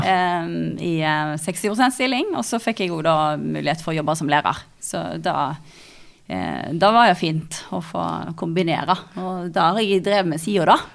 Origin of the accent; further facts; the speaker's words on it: Stord, Vestland, Norway; moved away as an adult; now in Hamar, Norway; jeg kommer fra Stord. Um, Sagvåg